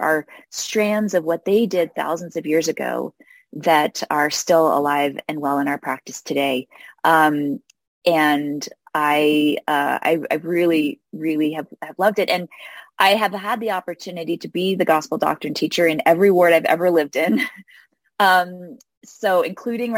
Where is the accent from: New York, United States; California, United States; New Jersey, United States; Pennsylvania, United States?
New York, United States; New York City; I grew up in New York City, which is an unusual place to grow up in the church.